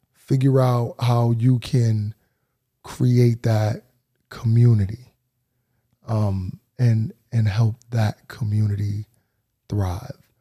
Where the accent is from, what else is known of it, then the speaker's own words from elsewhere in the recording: New Haven, Connecticut, United States; I'm Elm City through and through